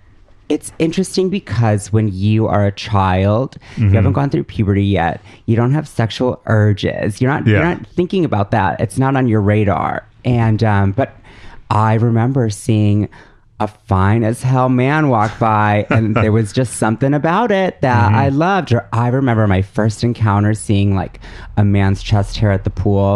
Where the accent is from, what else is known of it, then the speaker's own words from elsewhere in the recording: Madison, Wisconsin, United States; moved away; also born or lived in Milwaukee; I grew up in Madison. Which is a beautiful liberal bubble of mm-hmm. Wisconsin.